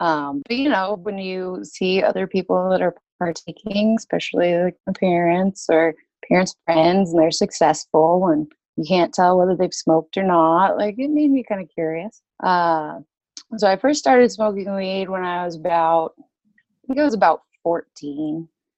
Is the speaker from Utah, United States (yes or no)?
yes; Utah, United States; Well, I grew up primarily in Utah. Moved around a lot, lived a couple different places, but Utah is where I call home.